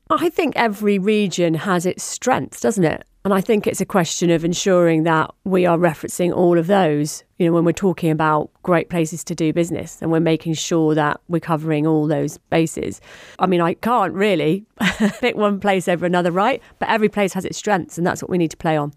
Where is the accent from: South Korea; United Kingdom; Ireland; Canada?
United Kingdom; Surrey, South East England; accent: home counties; also born or lived in Wirral / Port Sunlight; I spent most of my time growing up in Surrey, hence the home county's accent